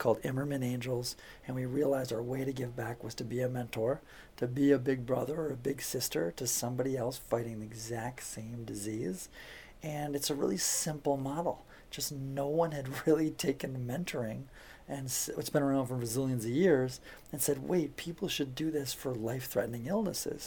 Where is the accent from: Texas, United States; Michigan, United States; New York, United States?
Michigan, United States; Detroit; I'm from Detroit area